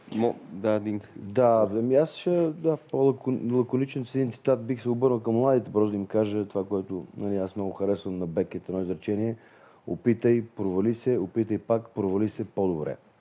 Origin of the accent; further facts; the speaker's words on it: Vidin, Vidin Province, Bulgaria; аз съм от Видин